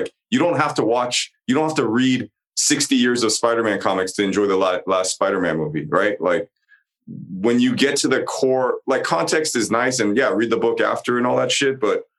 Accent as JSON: {"language": "English", "country": "United States", "said": "I'm Korean American? Because I have a lot, I grew up with a lot of these stories"}